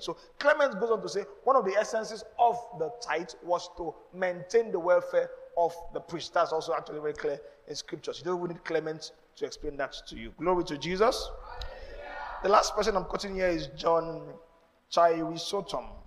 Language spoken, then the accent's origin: English; Nigeria; I'm Nigerian, I'm not Jewish